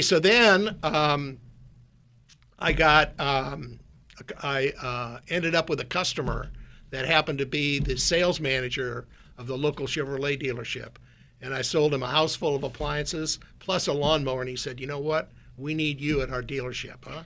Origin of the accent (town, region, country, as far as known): Minot, North Dakota, United States; born or raised there; moved away as an adult; also born or lived in Minnesota; now in Silicon Valley, United States